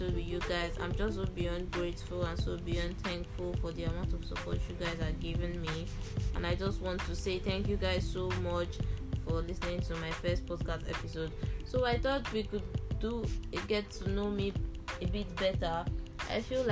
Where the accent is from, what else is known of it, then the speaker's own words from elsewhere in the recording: Nigeria; I'm from Nigeria